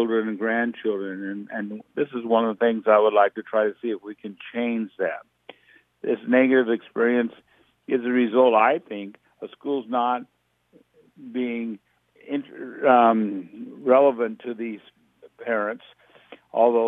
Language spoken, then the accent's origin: English; Atlantic, Iowa, United States; also born or lived in Tabor, Iowa / Loudon, Iowa / Red Oak, Iowa; I grew up as a Southwest Iowa kid, growing up in Tabor and then Atlantic.